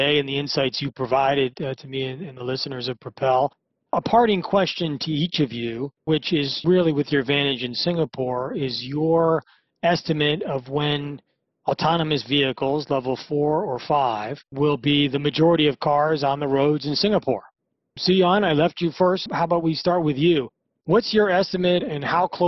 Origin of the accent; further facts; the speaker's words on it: United States; the U.S., my home country.